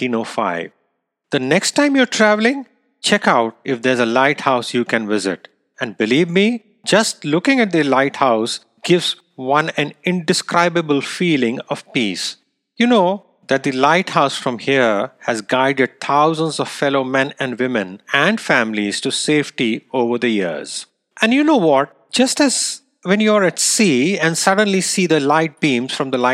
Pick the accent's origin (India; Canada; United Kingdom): India; moved away; it happened to be my hometown as well